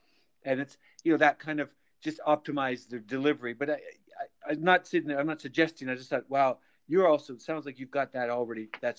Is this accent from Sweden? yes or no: no; Calgary, Alberta, Canada; as a kid growing up in Calgary